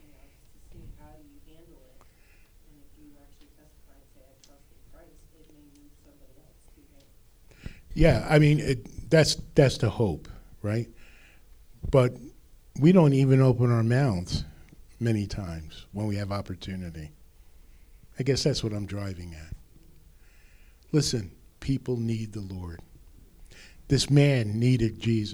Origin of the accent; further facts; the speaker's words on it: New Jersey, United States; accent: North Jersey; My North Jersey accent